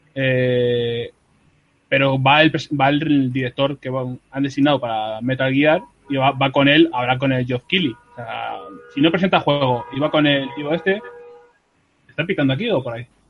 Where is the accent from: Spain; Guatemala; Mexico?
Spain; Madrid, Community of Madrid; en San Blas, donde yo nací, crecí, viví